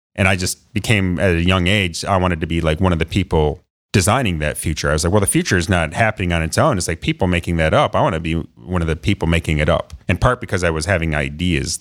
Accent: Perrysburg, Ohio, United States; I grew up in Northwest Ohio in Perrysburg, so outside of Toledo

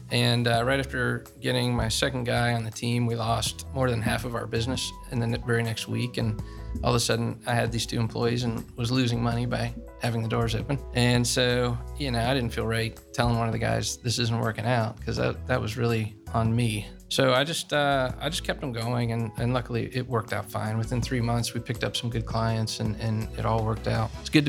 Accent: Dublin, Ohio, United States; I grew up here in Dublin, Ohio, and went to Bowling Green State University

